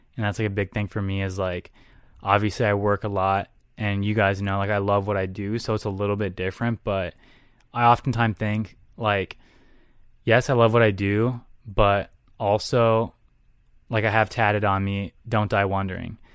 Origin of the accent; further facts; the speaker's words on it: Texas, United States; moved away as an adult; also born or lived in Houston, Texas / San Antonio, Texas; now in Minnesota, United States; I grew up in Texas. I was born in Houston